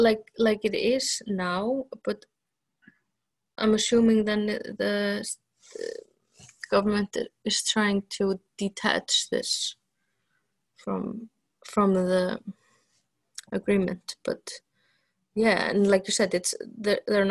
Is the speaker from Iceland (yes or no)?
yes; Vestmannaeyjar, Iceland; in my hometown, it's mostly fishing